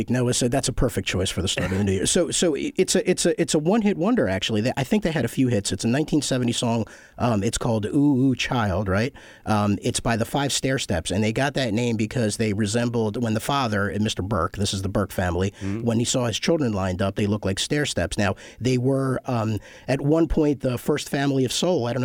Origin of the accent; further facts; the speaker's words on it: Kyiv, Kyiv City, Ukraine; moved away; I'm an immigrant. Um, my family came here in 75. We're from the Ukraine, uh, Kiev to be specific, uh, back when it was the Soviet Union.